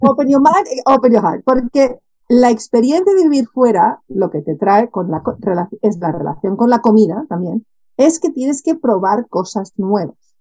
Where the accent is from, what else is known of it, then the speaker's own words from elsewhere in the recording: Barcelona, Catalonia, Spain; moved away as an adult; also born or lived in Netherlands / Japan; fuera de donde nací, porque yo soy originalmente soy de Barcelona